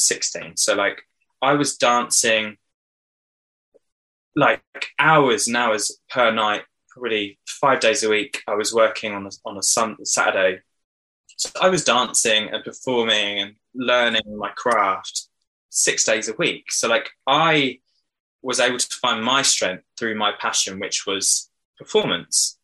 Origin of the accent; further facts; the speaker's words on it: Hoxne, Suffolk, East of England, United Kingdom; I grew up in Suffolk in a tiny village called Hoxton near Diss